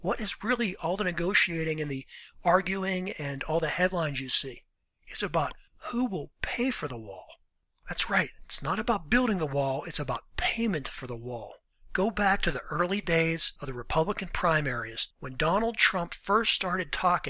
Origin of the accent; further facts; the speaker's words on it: Western Pennsylvania, United States; I'm from Pennsylvania. I'm from Western Pennsylvania